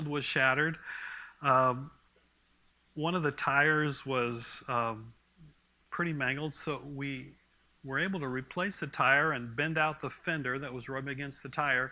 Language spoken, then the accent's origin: English; Port Orchard, Washington, United States; moved away as an adult; also born or lived in California; I grew up in Port Orchard, Manchester, Washington